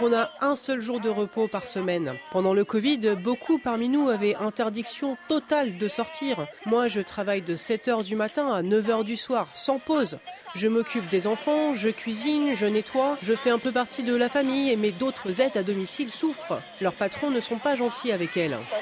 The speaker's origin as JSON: {"language": "French", "country": "Philippines", "moved": "as an adult", "said": "je partais tous les deux ans chez moi aux Philippines."}